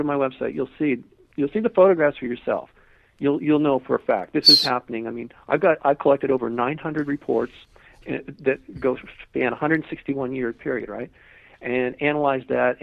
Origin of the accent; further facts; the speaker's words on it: Malibu, California, United States; I grew up in Malibu